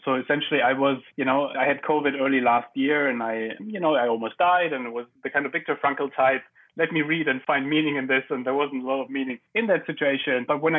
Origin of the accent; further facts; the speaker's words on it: Germany; English is a second language; In Germany.